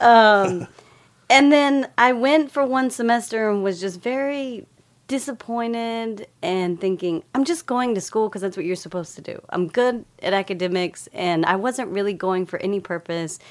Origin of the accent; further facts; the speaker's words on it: Lubbock, Texas, United States; moved away; I grew up in Lubbock, Texas